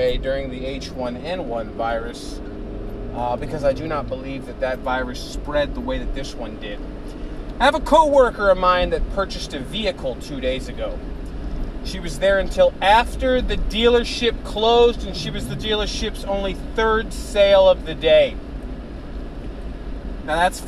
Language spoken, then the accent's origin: English; Chicago, Illinois, United States; Growing up in the Chicagoland area